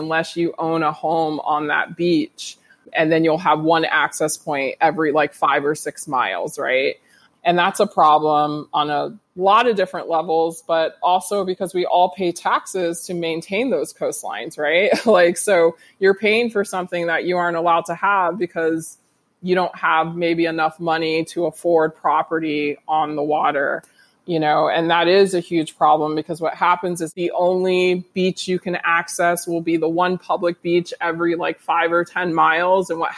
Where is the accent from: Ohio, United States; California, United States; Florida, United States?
Florida, United States; moved away as an adult; now in Hawaii, United States; growing up in Florida